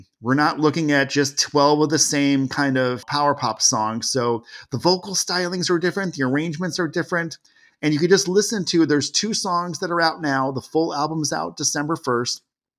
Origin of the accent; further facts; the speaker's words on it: California, United States; I grew up in California for a while.